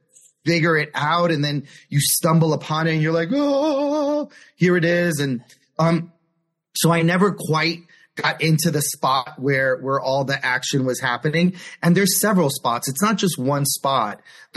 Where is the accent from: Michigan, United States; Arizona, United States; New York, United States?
New York, United States; New York City; I was born and raised in New York City in Manhattan and Washington Heights.